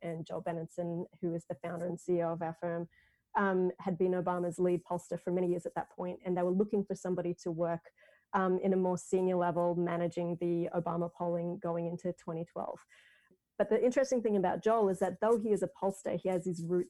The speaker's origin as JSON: {"language": "English", "country": "Australia", "said": "being an Australian and being very involved in US presidential politics"}